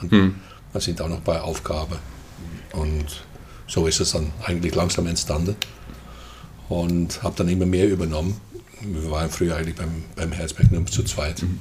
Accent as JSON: {"language": "German", "country": "Netherlands", "moved": "as an adult", "lives_now": "Germany", "said": "Ja, ich komme aus den Niederlanden. Hm. Ja, oder lieber gesagt Holland, hm. weil ich komme tatsächlich aus Holland."}